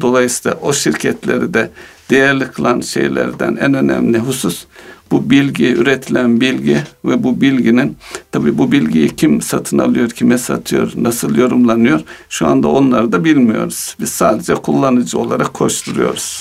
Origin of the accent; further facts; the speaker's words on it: Konya, Turkey; moved away; Memleketimde olduğum için